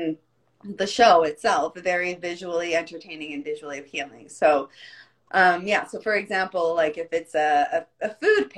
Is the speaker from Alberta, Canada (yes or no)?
yes; Calgary, Alberta, Canada; not born here, but I moved here when I was about four. So I'm okay. Pretty much Calgarian through and through.